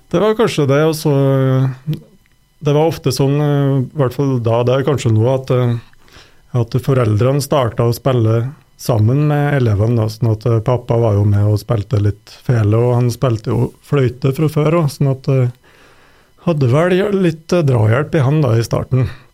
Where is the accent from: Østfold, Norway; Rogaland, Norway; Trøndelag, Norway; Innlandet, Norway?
Trøndelag, Norway; Røros; moved away as an adult; also born or lived in Sweden; jeg vokste opp på Røros, da. Og etter en del år borte, bl.a. i Sverige, så har jeg flytta hjem igjen i fjor